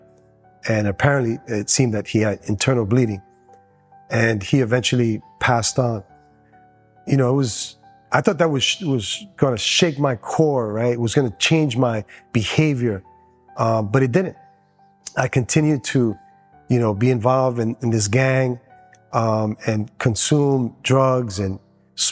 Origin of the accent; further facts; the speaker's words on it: New York City, New York, United States; first language Spanish; English is a second language; also born or lived in Dominican Republic; I was raised in Queens, New York